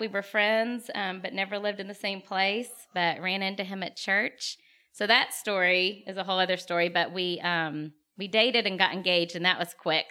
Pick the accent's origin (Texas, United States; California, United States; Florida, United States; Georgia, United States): Texas, United States; Lake Jackson; also born or lived in Katy, Texas / Austin, Texas / Dominican Republic; I grew up in Lake Jackson, Texas